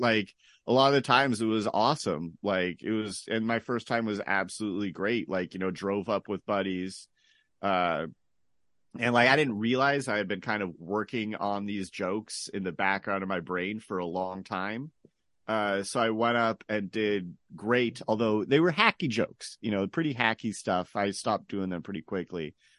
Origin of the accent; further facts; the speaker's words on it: San Jose, California, United States; also born or lived in New York; now in Hollister, United States; I'm from, uh, San Jose. Uh, born, born, born and largely raised there.